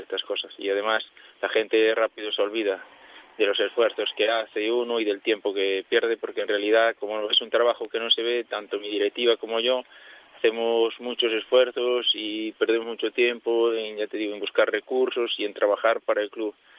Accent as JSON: {"language": "Spanish", "town": "Boiro", "region": "Galicia", "country": "Spain", "said": "jugaba en preferente ya, y después me fui y sí, ahora era el primer año que estoy en categoría nacional en el equipo de mi pueblo"}